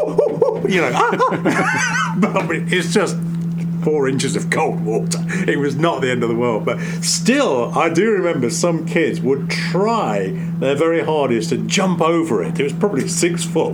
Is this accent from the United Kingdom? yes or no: yes; Coalville, East Midlands, United Kingdom; moved away as an adult; now in United States; where I grew up in Colville, Leicester, Nottingham, Loughborough